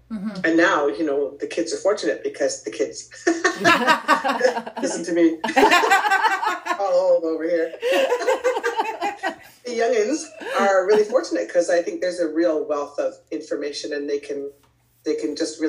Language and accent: English; Toronto, Ontario, Canada; also born or lived in Oyen / Saskatoon / West Germany / Kingston; I was actually born in Oyen, Alberta, and then I grew up in Saskatoon, started school in West Germany, and then primarily grew up in Ontario, so Toronto and Kingston.